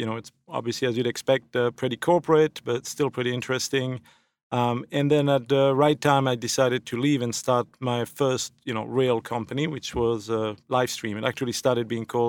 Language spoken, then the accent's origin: English; Belgium; moved away; So I'm originally from Belgium, now a thankful naturalized citizen.